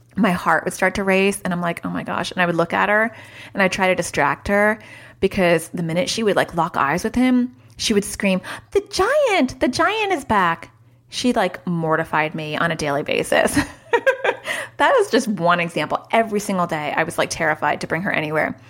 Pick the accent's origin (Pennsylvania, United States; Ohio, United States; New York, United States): New York, United States; New York City; I was born in New York City